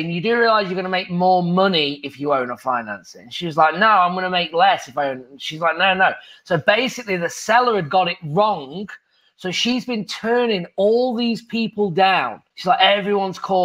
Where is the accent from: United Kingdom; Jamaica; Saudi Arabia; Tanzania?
United Kingdom; England; moved away as an adult; now in United States; I'm from England as a golf pro, moving to the United States, being a real estate investor